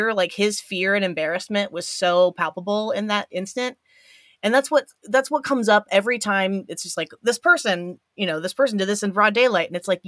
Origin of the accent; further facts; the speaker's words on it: Evansville, Indiana, United States; Like I'm from Evansville, Indiana, which has like three of the major regional hospitals.